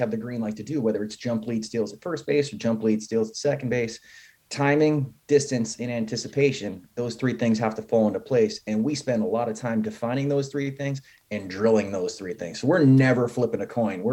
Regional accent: Albany, New York, United States; I grew up in the Northeast. I'm from Albany, New York

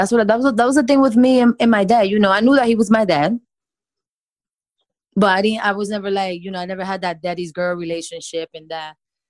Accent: New York, United States; because when I came here from New York, I became so attached to him

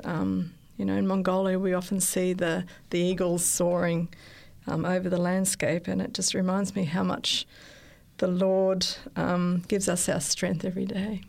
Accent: Sydney, New South Wales, Australia; I was born in Australia, in Sydney. I went to an Adventist school, primary school, and then I went to Strathfield High School

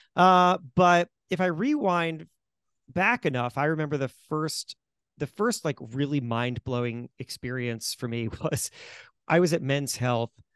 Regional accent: Florida, United States; also born or lived in White Plains, New York; my parents very swiftly moved down to Florida, so I grew up in Florida

